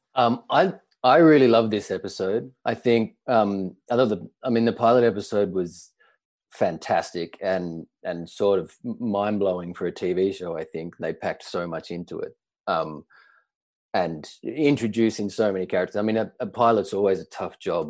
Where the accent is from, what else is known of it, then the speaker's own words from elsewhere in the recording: Australia; moved away as an adult; now in New York, United States; I'm Australian originally